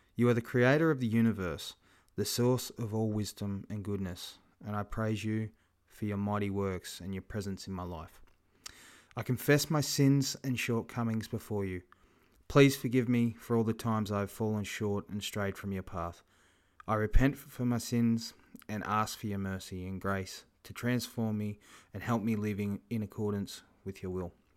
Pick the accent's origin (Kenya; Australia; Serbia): Australia; Kingaroy, Queensland; my hometown here, Kingaroy